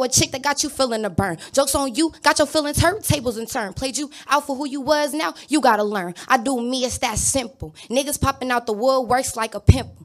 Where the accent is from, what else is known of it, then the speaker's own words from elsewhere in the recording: Inglewood, California, United States; I'm from Inglewood, California